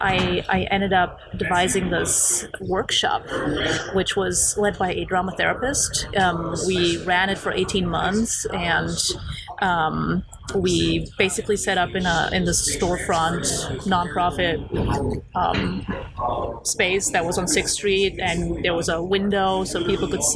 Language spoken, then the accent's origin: English; Germany; also born or lived in Poland; now in Los Angeles, United States; I was born in Poland. I left for Germany with my parents when I was a child. So basically, we fled Poland when I was five.